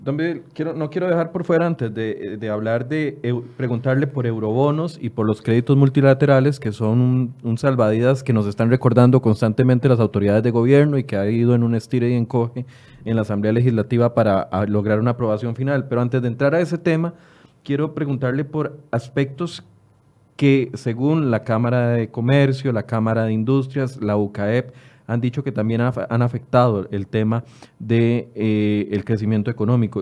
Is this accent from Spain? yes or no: no; Costa Rica; como costarricenses